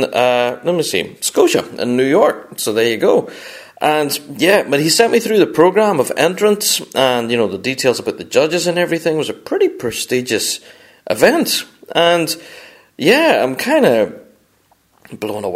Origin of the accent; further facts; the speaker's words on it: Northern Ireland, United Kingdom; apologies, first of all, for my accent. I am a Northern Irishman